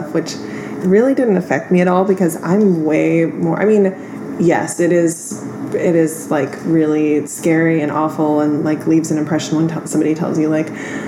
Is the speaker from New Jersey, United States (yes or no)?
no; Santa Cruz, California, United States; I grew up in Santa Cruz.